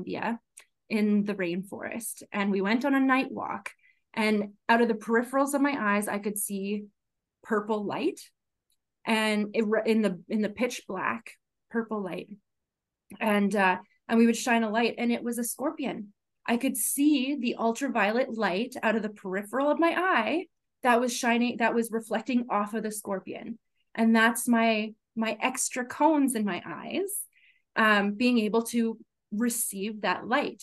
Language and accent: English; Regina, Saskatchewan, Canada; also born or lived in Melville, Saskatchewan / Winnipeg, Manitoba / Victoria, British Columbia; I was born and raised in Regina, Saskatchewan